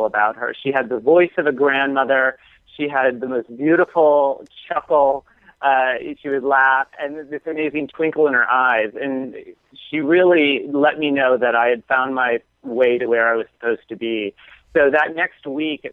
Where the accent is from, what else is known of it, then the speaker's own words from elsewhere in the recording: St. Marys, Pennsylvania, United States; the 150-year-old convent that is in my hometown of St. Mary's, Pennsylvania